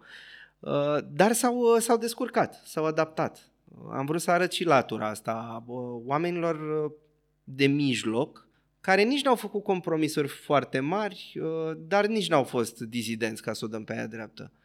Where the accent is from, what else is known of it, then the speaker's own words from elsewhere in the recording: Bucharest, Romania; am copilărit în Berceni